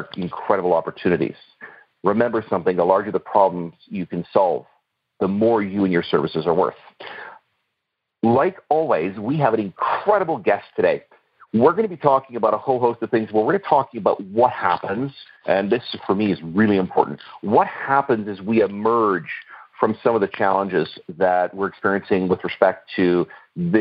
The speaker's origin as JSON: {"language": "English", "country": "Canada"}